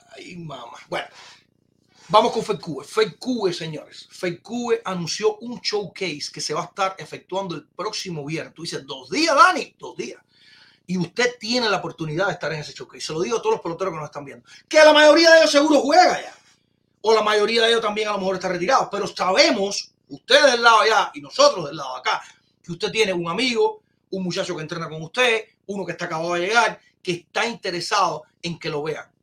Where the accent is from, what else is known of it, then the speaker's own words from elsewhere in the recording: Cuba; somos cubanos